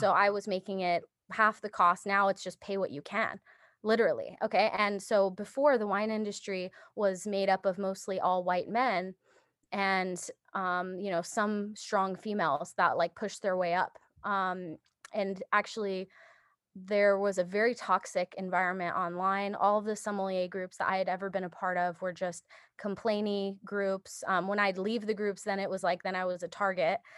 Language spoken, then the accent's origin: English; Japan; moved away; I was born in Japan